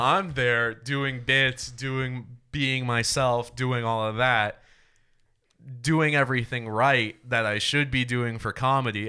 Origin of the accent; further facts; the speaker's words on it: Rhode Island, United States; now in Austin, United States; I'm from Rhode Island